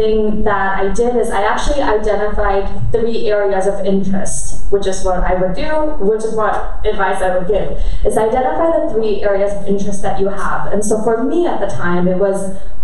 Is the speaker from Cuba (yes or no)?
no; Germany; I grew up in Germany, and I'm half Korean